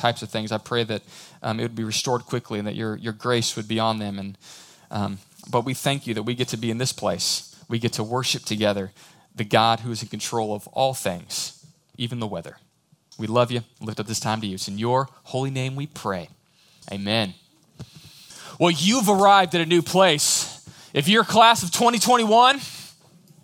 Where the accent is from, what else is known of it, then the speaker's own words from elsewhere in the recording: Houston, Texas, United States; moved away as an adult; now in College Station, United States; I grew up in the big city. I grew up in Houston.